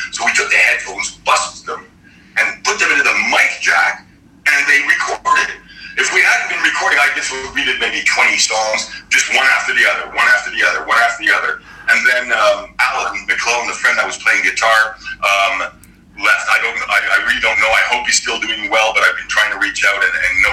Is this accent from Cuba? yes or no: no; Canada; also born or lived in Ottawa; in high school at the time out here in Canada